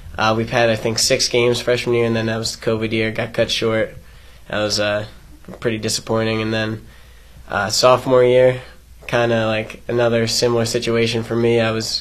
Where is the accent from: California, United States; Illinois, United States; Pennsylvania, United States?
Pennsylvania, United States; Exton; moved away as an adult; now in Jacksonville, United States; Yeah, so I'm from Exton, PA, which is like 45 minutes outside of Philly.